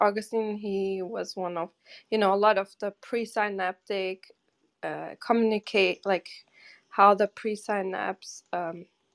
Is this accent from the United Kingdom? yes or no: no; Germany; moved away as an adult; also born or lived in Portugal / Cape Cod, United States; now in New York City, United States; I grew up most of the time in Germany